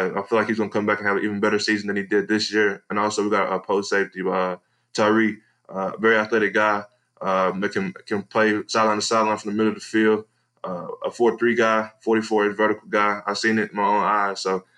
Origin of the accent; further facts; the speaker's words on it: Edgewood, Texas, United States; moved away; I'm originally from East Texas, Edgewood, Texas.